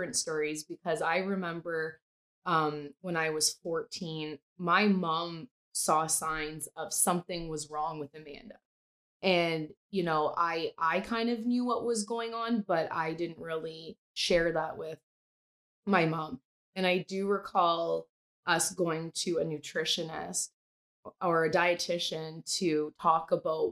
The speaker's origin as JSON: {"language": "English", "town": "Sault Ste. Marie", "region": "Ontario", "country": "Canada", "tie": "born or raised there", "said": "So we're from Sault Ste. Marie, population 75,000"}